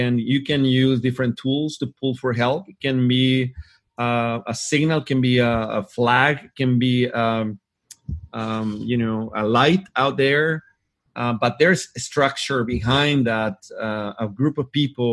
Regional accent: Hermosillo, Sonora, Mexico; I had the opportunity to work inside a Ford Motor Company here in my hometown in Hermosillo, Mexico.

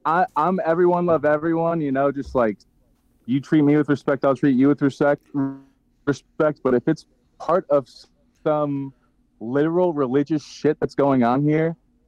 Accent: Chicago, Illinois, United States; now in Tennessee, United States; Growing up, I currently live in Tennessee. I grew up on the North Shore of Chicago.

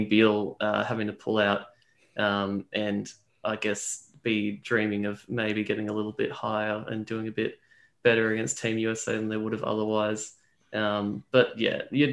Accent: Australia

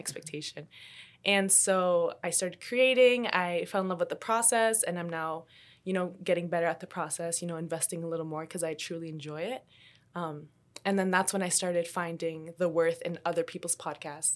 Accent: Canada; also born or lived in Colombia; even though I was born in Colombia, I still moved to Canada when I was, like, two years old.

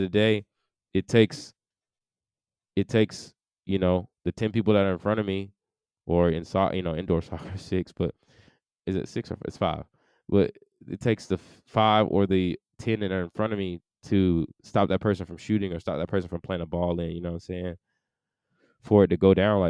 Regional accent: United States; as an American, like I was raised

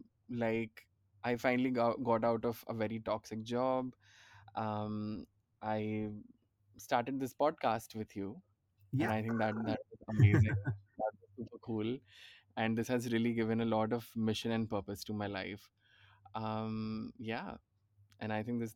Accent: Mumbai, Maharashtra, India; moved away as an adult; also born or lived in Ahmedabad; now in Pune, India; I'm from Bombay

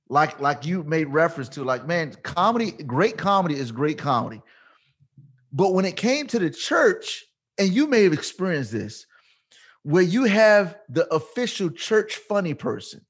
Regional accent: Portsmouth, Virginia, United States; I'm born and raised in Virginia

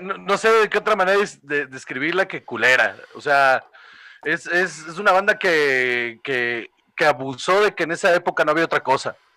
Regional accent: Guaymas, Sonora, Mexico; yo soy de Guaymas, entonces estábamos ahí en Guaymas

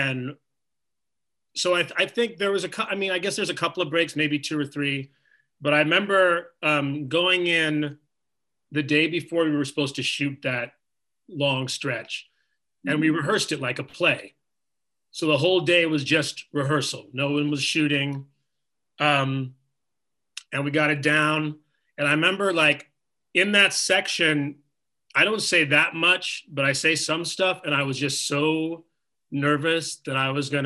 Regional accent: New York, United States; growing up in New York when I was like 5 or 6

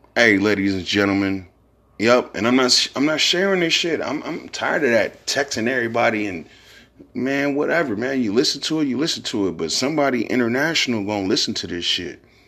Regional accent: San Francisco, California, United States; also born or lived in Fillmore, San Francisco; I'm originally from Hunter's Point. Then I moved to Fillmore when I was like ten, eleven years old.

